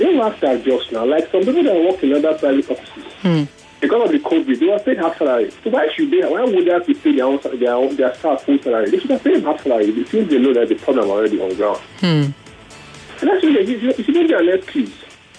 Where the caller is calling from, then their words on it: Lagos, Nigeria; I'm calling from Aja.